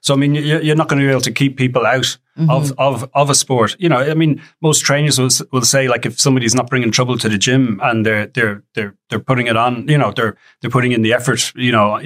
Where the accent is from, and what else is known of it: Ireland